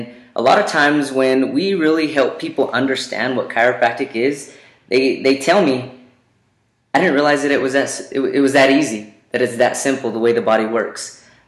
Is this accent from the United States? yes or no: yes; Roswell, New Mexico, United States; now in Albuquerque, United States; All the way here in Albuquerque, came from Roswell.